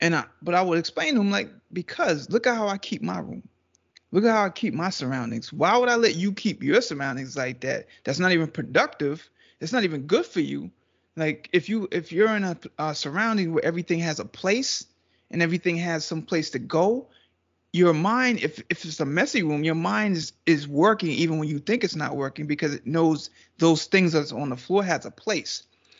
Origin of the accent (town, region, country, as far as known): Trinidad & Tobago